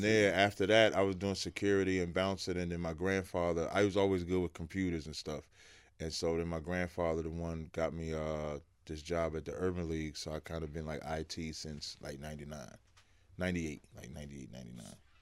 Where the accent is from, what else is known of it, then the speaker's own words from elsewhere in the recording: Jersey City, New Jersey, United States; also born or lived in Roselle, New Jersey; now in West Orange, United States; I moved to Jersey City, uh, in, like, eighty-four